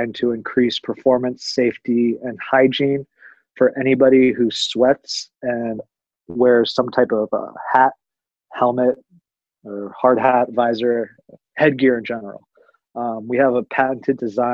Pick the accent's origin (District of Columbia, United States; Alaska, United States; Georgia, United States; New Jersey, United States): District of Columbia, United States; Washington; moved away as an adult; also born or lived in Tucson, Arizona / Denver, Colorado; I was born and raised in Washington, D.C. After graduating high school, I moved out to Tucson, Arizona